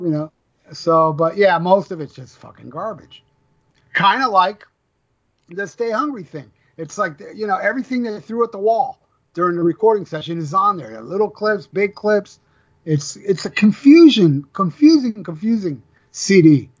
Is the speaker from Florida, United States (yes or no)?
yes; Florida, United States; I'm from Florida